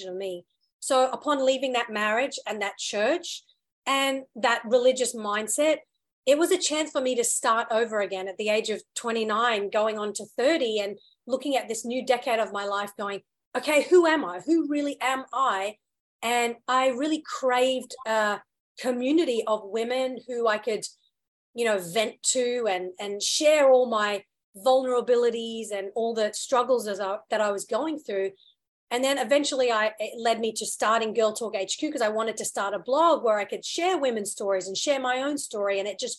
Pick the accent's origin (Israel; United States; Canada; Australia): Australia; also born or lived in United Kingdom / India (heritage); I was born in the UK, moved to Australia when I was around 8 and did all my school and college and, you know, very formative years growing up there.